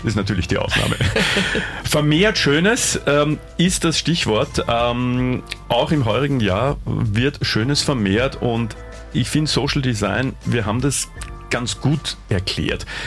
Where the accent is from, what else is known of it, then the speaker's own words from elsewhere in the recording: Vienna, Austria; mir als Wiener